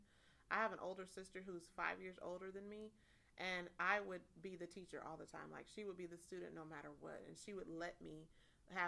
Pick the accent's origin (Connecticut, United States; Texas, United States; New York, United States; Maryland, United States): Texas, United States; College Station; also born or lived in Houston; I'm from College Station, which was where Texas A&M is